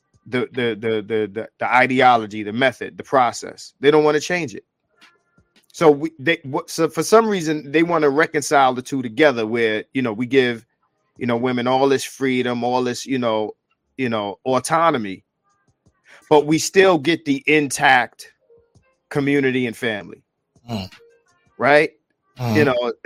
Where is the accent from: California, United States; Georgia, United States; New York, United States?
New York, United States; I'm from New York, the bluest of the blue states.